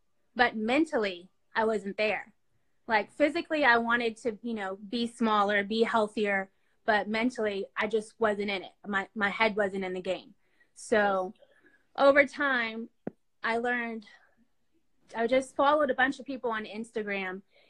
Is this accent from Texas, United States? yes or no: yes; Dallas, Texas, United States; born there; I was born in Dallas, Texas, and my mom and dad separated, so we moved around a lot.